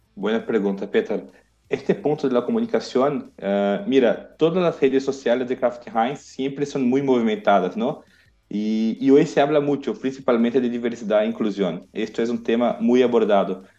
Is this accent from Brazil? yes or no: yes; Brazil; Spanish is a second language; yo soy brasileño